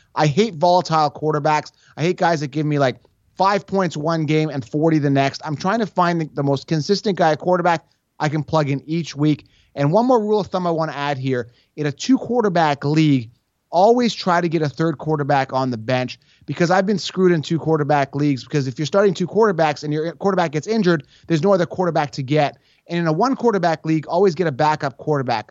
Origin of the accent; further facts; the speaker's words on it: Toronto, Ontario, Canada; also born or lived in Buffalo, New York; born and raised in the Toronto area